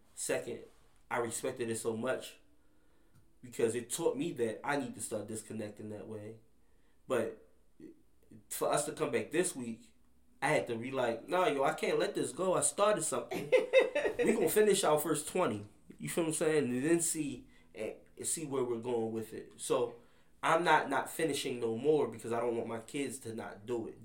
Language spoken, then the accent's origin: English; Baltimore, Maryland, United States; growing up in Baltimore